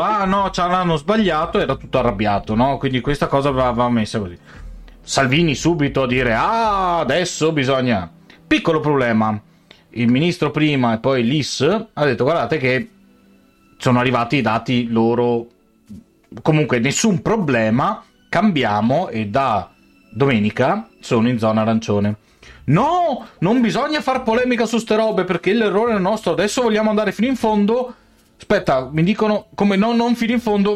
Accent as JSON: {"language": "Italian", "region": "Veneto", "country": "Italy"}